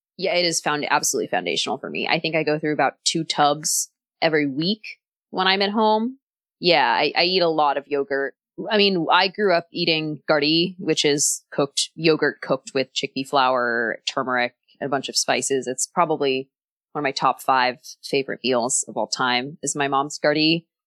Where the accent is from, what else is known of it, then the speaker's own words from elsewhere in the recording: Texas, United States; I'm from Texas